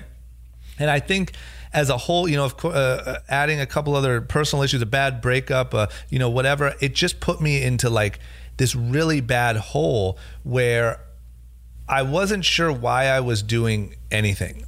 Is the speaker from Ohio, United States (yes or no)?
yes; Coventry, Ohio, United States; now in Los Angeles, United States; growing up in Ohio, not going to college